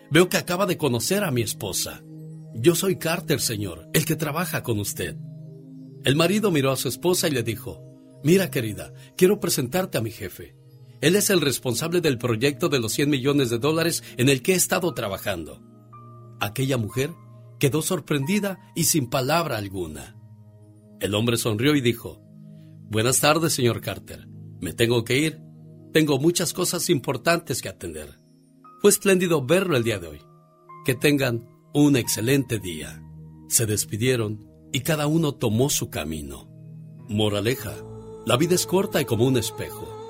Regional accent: Mexico; Yo como soy mexicano

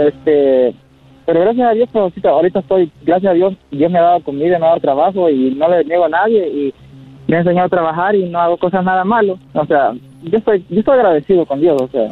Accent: El Salvador; moved away; yo soy salvadoreño

